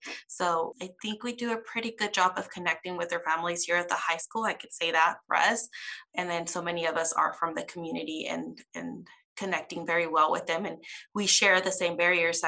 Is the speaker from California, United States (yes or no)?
yes; Lindsay, California, United States; there'll be three of us that are actually born and raised in Lindsay and share very similar culture